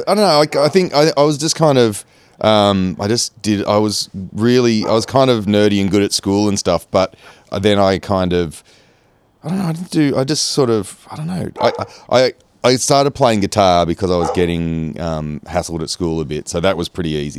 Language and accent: English; Engadine, New South Wales, Australia; also born or lived in Kurnell; I grew up in Engadine